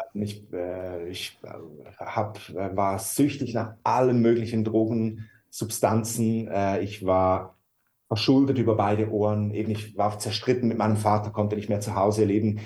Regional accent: Switzerland; moved away as an adult; now in Hamburg, Germany; wir sind Schweizer und wohnen eigentlich so seit zwei Jahren in Deutschland

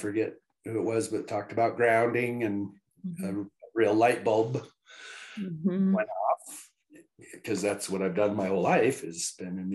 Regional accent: Evergreen, Colorado, United States; born and raised in Evergreen, Colorado

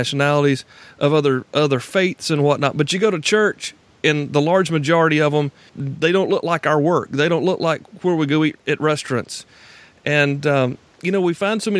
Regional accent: Deep South, United States; I'm from the Deep South, born and raised and still here

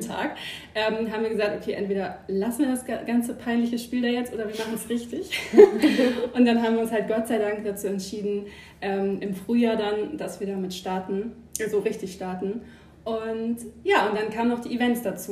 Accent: Germany; also born or lived in Emsland; now in Hanover, Germany; ursprünglich gebürtig, komme ich aus der Nähe von Bremen

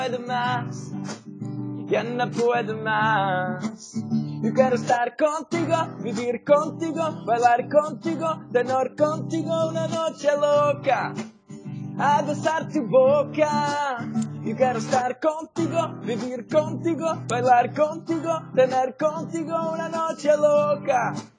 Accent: Czechia; English is a second language; Hey guys, we are brothers from Czech Republic. We want to improve our skills of English.

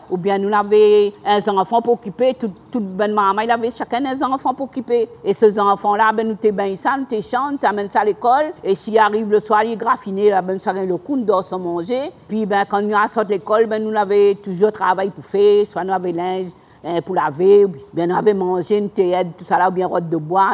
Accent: Saint-Denis, Réunion; J'ai grandi à Saint-Clotilde

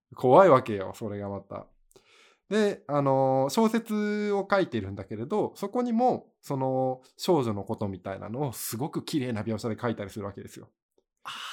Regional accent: Miyagi, Japan; 俺、宮城出身だけど

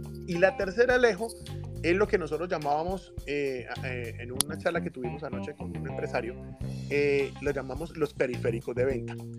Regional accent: Santander, Colombia; accent: santanderiano; moved away; aunque nacimos en Santander, pues ya estamos, pues ya no vivo allá

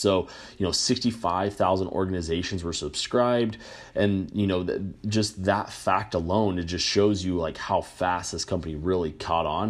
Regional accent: New Mexico, United States; I grew up in New Mexico

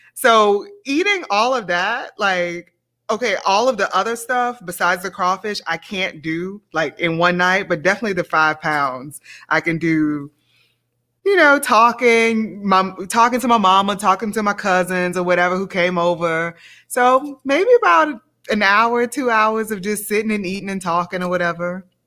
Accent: Baton Rouge, Louisiana, United States; moved away as an adult; also born or lived in New Orleans; now in Indiana, United States; growing up in Louisiana, I think about my family

